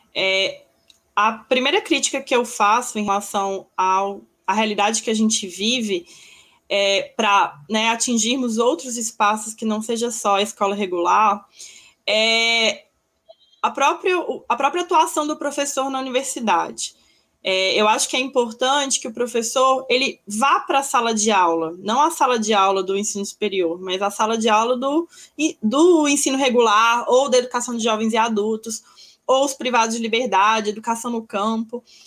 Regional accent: Belo Horizonte, Minas Gerais, Brazil; eu sou de Minas, de Belo Horizonte

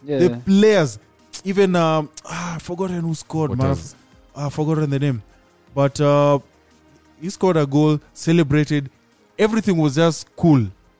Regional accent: Kenya; I am a Kenyan.

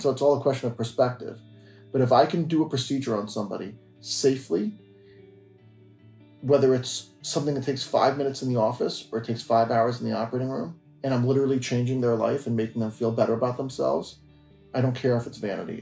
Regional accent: Tenafly, New Jersey, United States; I was born and bred in New Jersey, and I grew up in Tenafly

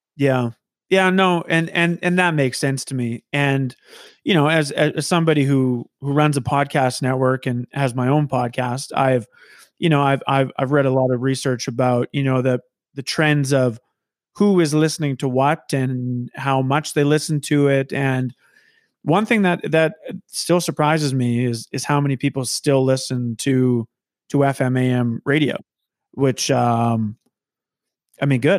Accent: Saskatoon, Saskatchewan, Canada; moved away as an adult; now in Regina, Canada; I, I moved to Regina. So I'm, I'm from Saskatoon

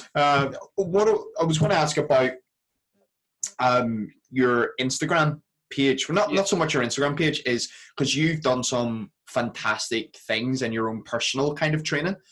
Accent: Belfast, Northern Ireland, United Kingdom; accent: Belfast; moved away; I go home for a couple of days back to Belfast. Uh, my Belfast accent really comes out

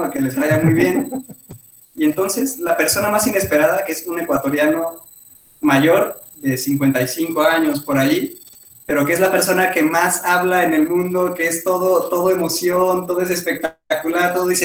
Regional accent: Mexico; moved away; yo nunca lo había pensado hasta que salí de México, porque a mí se me hacía lo más normal del mundo

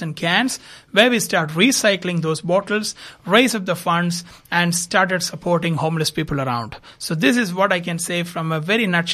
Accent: India; moved away as an adult; also born or lived in Dubai, United Arab Emirates; now in Adelaide, Australia; I'm basically from India, moved to Australia in 2016

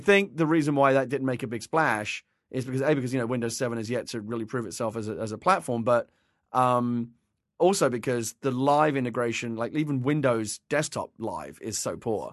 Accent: England, United Kingdom; now in United States; I was a tea drinker as an English person for many years, and, and since I moved to America

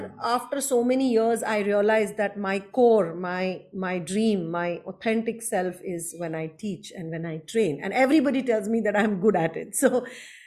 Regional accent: Ahmedabad, Gujarat, India; moved away as an adult; also born or lived in Mumbai / Japan / Singapore; I am basically from Gujarat, Ahmedabad. I left Ahmedabad at 21 when I got married.

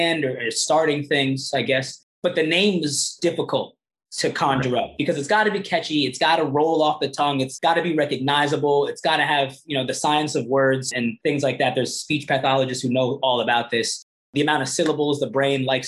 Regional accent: New York City, New York, United States; Born in Brooklyn, raised in Brooklyn.

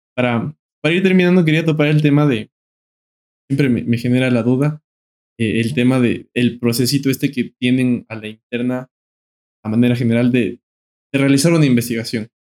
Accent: Ecuador; como ecuatorianos, como pueblo

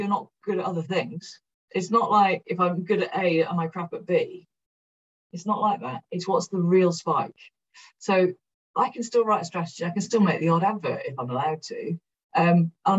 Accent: Cardiff, Wales, United Kingdom; moved away as an adult; I'm from South Wales

